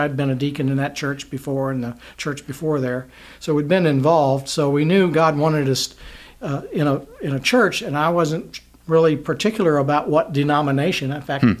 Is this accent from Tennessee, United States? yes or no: no; Loudoun County, Virginia, United States; now in Winchester, United States; I grew up in Loudoun County, about 40 miles east of here